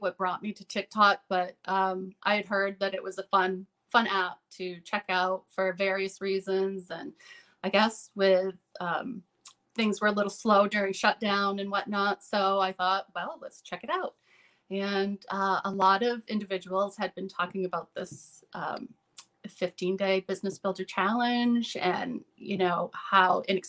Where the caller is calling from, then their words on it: Veazie, Maine, United States; Veezy, Maine.